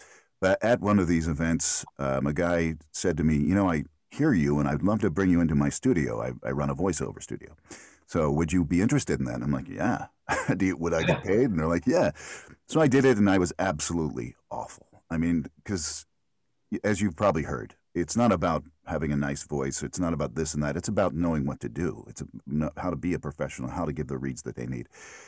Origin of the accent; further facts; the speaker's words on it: Philadelphia, Pennsylvania, United States; accent: Philly; And I grew up in Philadelphia. And my whole family has the Philly accent.